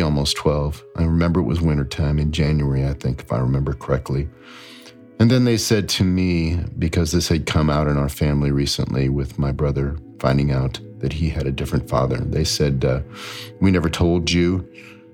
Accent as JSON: {"language": "English", "town": "Akron", "region": "Ohio", "country": "United States", "tie": "born or raised there", "said": "I grew up in Akron, Ohio, you know, rubber capital"}